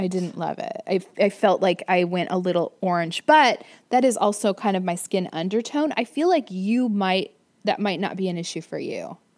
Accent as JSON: {"language": "English", "region": "Florida", "country": "United States", "tie": "born or raised there", "said": "I grew up in Florida."}